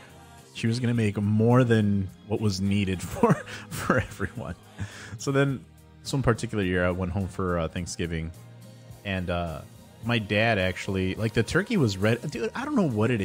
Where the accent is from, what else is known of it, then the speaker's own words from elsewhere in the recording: Villa Park, Illinois, United States; also born or lived in Addison, Illinois; I grew up in Villa Park